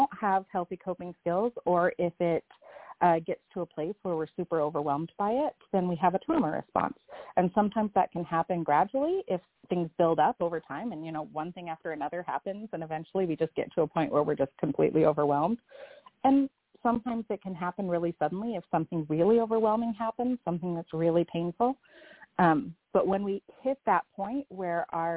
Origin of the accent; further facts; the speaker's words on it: Cape Cod, Massachusetts, United States; now in Texas, United States; I grew up in Massachusetts on Cape Cod